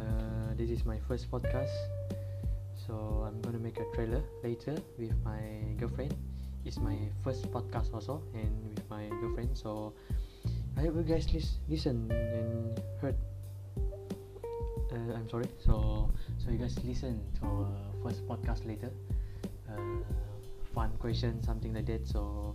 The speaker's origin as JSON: {"language": "English", "region": "Sarawak", "country": "Malaysia", "said": "I'm from Borneo, Sarawak, Borneo, Malaysian, and I am 22 years old."}